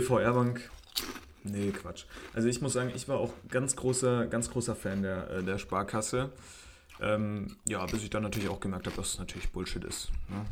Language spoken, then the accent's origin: German; Germany; wo kommst du denn her? Und dann habe ich gesagt, aus Deutschland